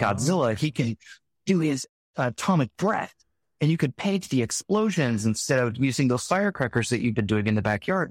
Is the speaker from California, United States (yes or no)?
yes; Salinas, California, United States; I grew up in Salinas, California.